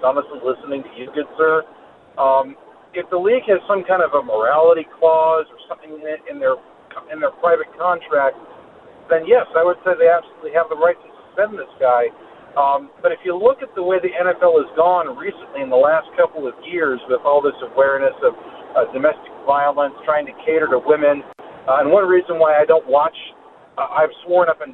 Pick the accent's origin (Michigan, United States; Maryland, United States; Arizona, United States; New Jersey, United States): Maryland, United States; Baltimore; now in Oklahoma, United States; I live in Oklahoma. I'm actually from Baltimore